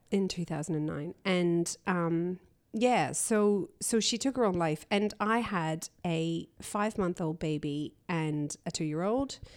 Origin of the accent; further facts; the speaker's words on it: Canada; also born or lived in Belfast, Northern Ireland / London; grew up in Canada. We exiled to Canada in the seventies when I was a baby